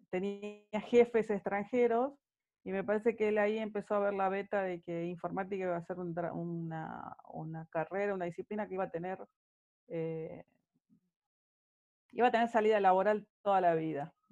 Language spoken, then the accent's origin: Spanish; San Salvador de Jujuy, Jujuy, Argentina; also born or lived in Tucumán; nací en San Salvador de Jujuy. Soy jujeña, soy jujeña de nacimiento.